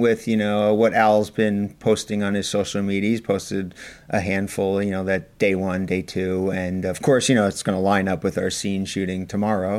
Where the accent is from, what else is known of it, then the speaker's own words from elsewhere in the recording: East Coast, United States; we're from the East Coast